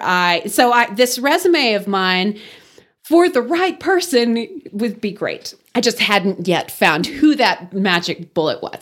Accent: Wellington, Texas, United States; moved away as an adult; also born or lived in Kansas City / Dallas–Fort Worth Metroplex / Houston; now in Amarillo, United States; I grew up in Wellington

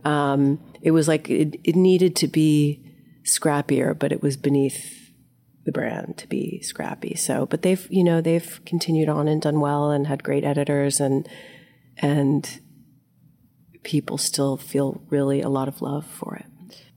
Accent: Delaware, United States; moved away; I'm from Delaware

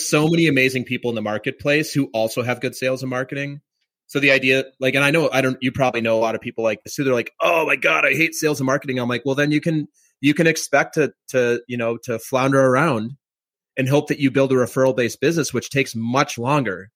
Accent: Minnesota, United States; I grew up in Minnesota

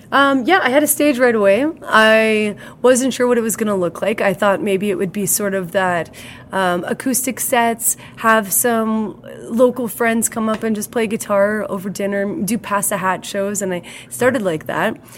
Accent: Hillmond, Saskatchewan, Canada; I grew up in Hillmond, well, which is a community about 35 kilometers northeast of here

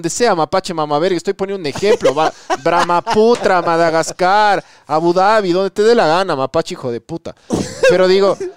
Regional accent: Ecuador

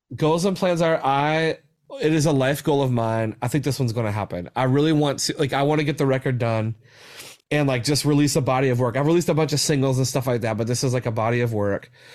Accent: West Virginia, United States; especially my home state, like, I'm so passionate about West Virginia and, like, where I grew up

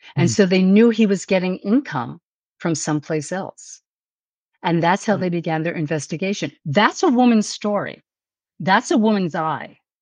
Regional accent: New York City, New York, United States; I'm a New Yorker

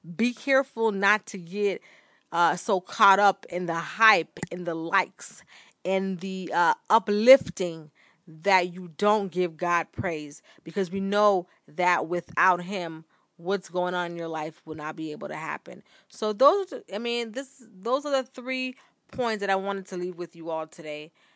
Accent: Bahamas; moved away; also born or lived in United States; growing up in the Bahamas

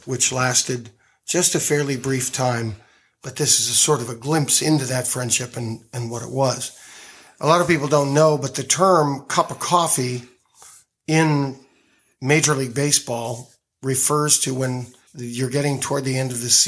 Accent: Phoenix, Arizona, United States; moved away as an adult; now in Los Angeles, United States; I came to faith when I was 17 in my hometown of Phoenix, Arizona. I've been in Los Angeles since about a week after my 21st birthday, so even though I'm born and bred in Arizona

